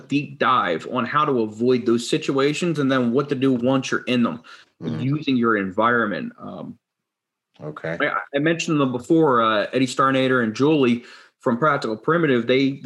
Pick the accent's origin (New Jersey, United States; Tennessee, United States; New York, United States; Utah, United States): New Jersey, United States; I grew up in South Jersey